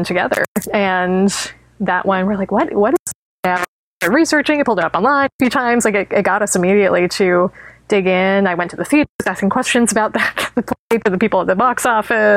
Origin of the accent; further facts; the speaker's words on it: Tucson, Arizona, United States; growing up in Tucson